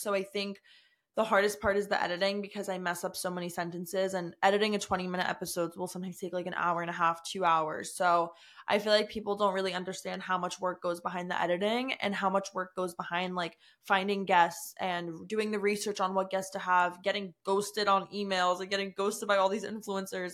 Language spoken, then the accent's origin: English; United States; I'm from the New Jersey, New York area